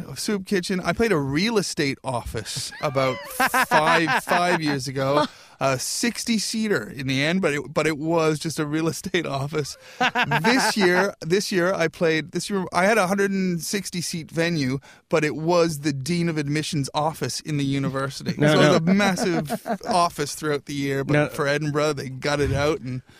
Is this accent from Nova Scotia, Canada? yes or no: yes; Nova Scotia, Canada; Nova Scotia.